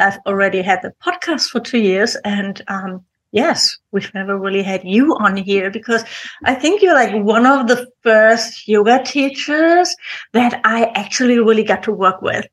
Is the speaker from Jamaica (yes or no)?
no; Germany; English is a second language; we're both from Germany